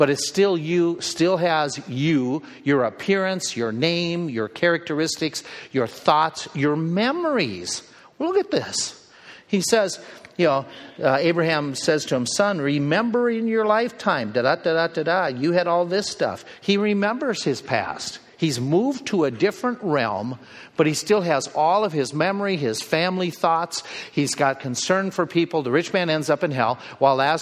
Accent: United States; we Americans

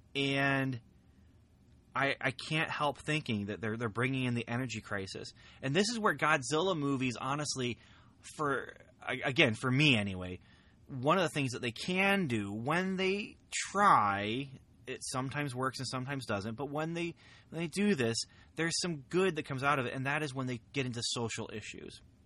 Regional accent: near Lafayette, Indiana, United States; Very close to my hometown here

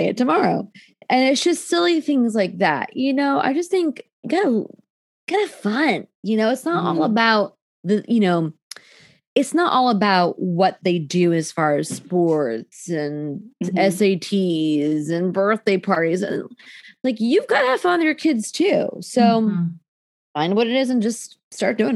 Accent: New Jersey, United States; I'm from Jersey

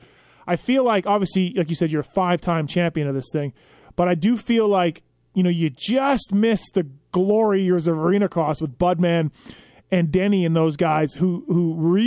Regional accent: Canada; I grew up in Canada

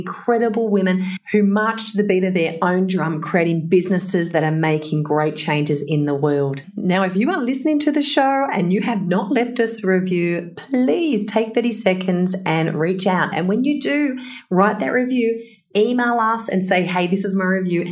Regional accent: Blue Mountains, New South Wales, Australia; now in Perth, Australia; I was raised in Blue Mountains

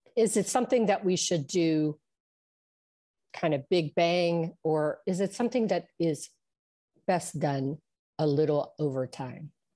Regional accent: Trafford, Pennsylvania, United States; I am from Trafford, which is near Monroeville

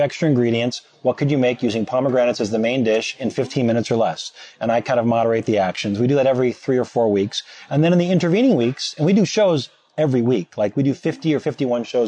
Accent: St. Cloud, Minnesota, United States; now in Chicago, United States; I'm from St. Cloud, Minnesota

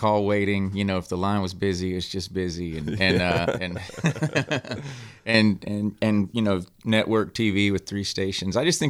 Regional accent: Mississippi, United States; moved away as an adult; now in Texas, United States; I grew up in Mississippi. I left home when I was 18, 19, I think.

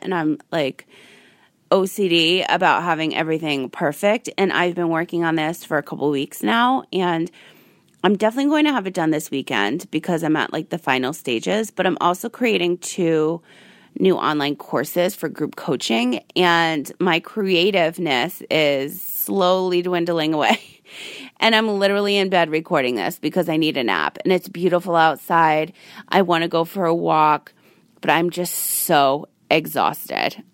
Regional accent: Rhode Island, United States; now in Las Vegas, United States; I'm from Rhode Island

